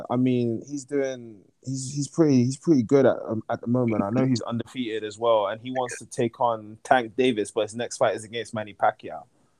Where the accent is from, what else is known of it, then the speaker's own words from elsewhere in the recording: United Kingdom; I'm British. Like, do I not sound British to people?